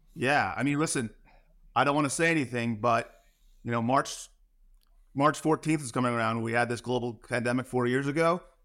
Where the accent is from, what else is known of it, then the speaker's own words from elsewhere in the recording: New Jersey, United States; moved away; also born or lived in New York; I'm from New Jersey